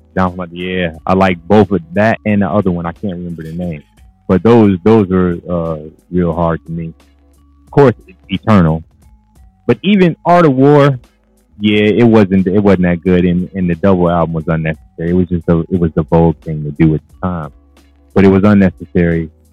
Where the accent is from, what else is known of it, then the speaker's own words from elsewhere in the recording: Cleveland, Ohio, United States; I was from Cleveland